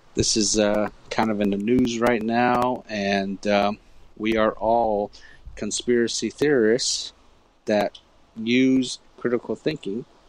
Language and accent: English; United States; I'm from the Navajo Nation